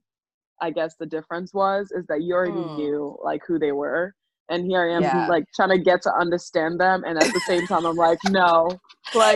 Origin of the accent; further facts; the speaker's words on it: United States; moved away as an adult; also born or lived in Ireland; growing up in the States